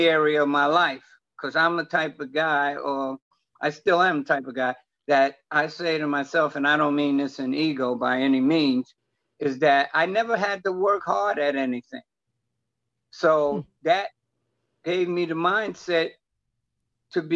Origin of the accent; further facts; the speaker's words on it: New York City, New York, United States; born and raised in New York, up in Harlem